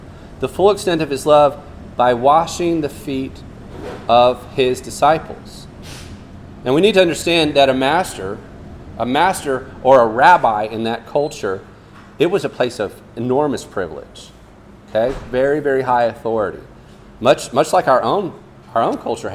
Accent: Fiji; moved away; I grew up in Fiji where we went barefoot more than the Durban boys

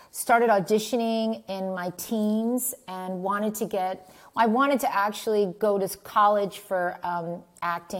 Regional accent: Montclair, New Jersey, United States; also born or lived in New York City; when I was growing up. And, you know, it was in Montclair, New Jersey

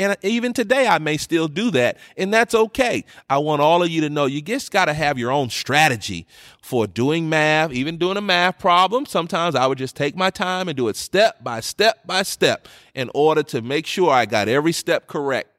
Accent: New York, United States; moved away; growing up in New York

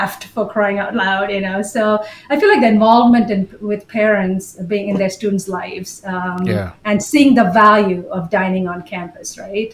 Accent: Bahrain; moved away as an adult; now in United States; although I was an Indian citizen, I was born and brought up in Bahrain in the Middle East.

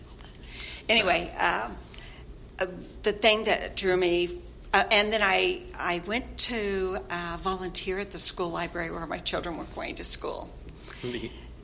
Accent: Sugar Creek, Missouri, United States; moved away as an adult; also born or lived in New Orleans, Louisiana; I grew up here in Sugar Creek

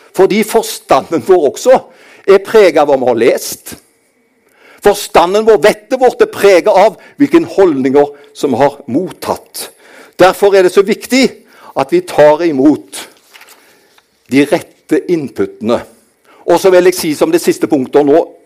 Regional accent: Karmøy, Rogaland, Norway; Jeg kommer fra dette herlige fylket som heter Rogaland. Men jeg er oppvokst på den kristne ø Karmøy.

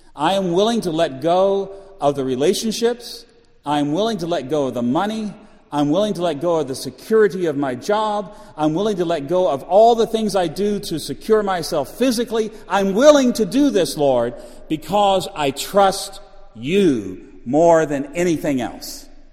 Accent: Orlando, Florida, United States; I'm from Orlando.

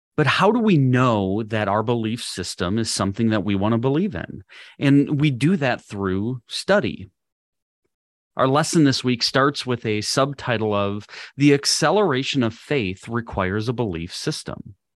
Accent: Minnesota, United States; moved away as an adult; also born or lived in Missouri / Wisconsin; now in Texas, United States; I was born and raised in Minnesota.

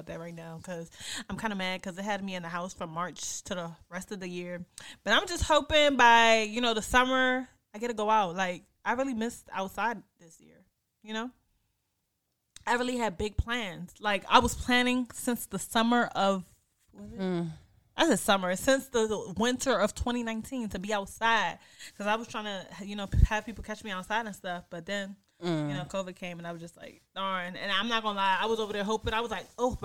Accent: PG County, Maryland, United States; also born or lived in Washington, D.C. / Cameroon (ancestry); I was born in D.C. I'm from PG County. I'm from Maryland. I'm from the DMV.

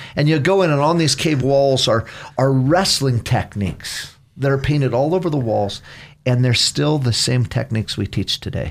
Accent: Caldwell, Idaho, United States; also born or lived in Battle Ground, Washington; now in Nampa, United States; I was born in Caldwell

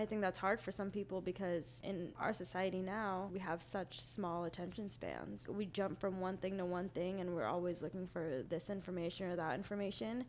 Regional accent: Utah, United States; moved away as an adult; also born or lived in Philippines; now in Orlando, United States; I'm originally from the Philippines, but then I was raised in Utah

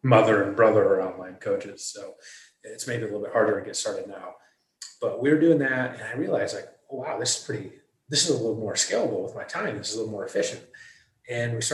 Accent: Michigan, United States; moved away as an adult; also born or lived in Manhattan; I was born and raised in Michigan

